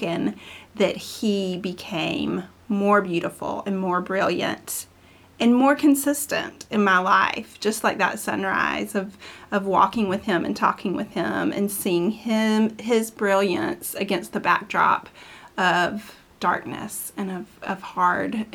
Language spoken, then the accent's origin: English; the South, United States; growing up in the South